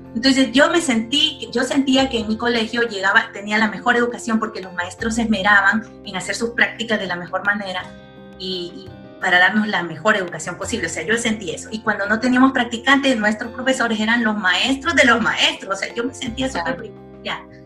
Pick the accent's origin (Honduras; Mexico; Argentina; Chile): Honduras; Tegucigalpa, Francisco Morazán; moved away as an adult; now in Guayaquil, Ecuador; nací en Tegucigalpa, Honduras, en el seno de una familia humilde y trabajadora